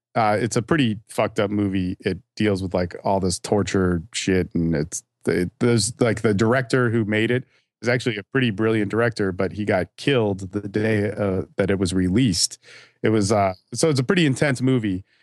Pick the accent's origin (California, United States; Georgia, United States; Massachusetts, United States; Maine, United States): California, United States; moved away as an adult; also born or lived in Hawaii / Dallas–Fort Worth, Texas; now in Austin, United States; I'm from California and my family's from Hawaii, and I actually grew up in California and Hawaii as well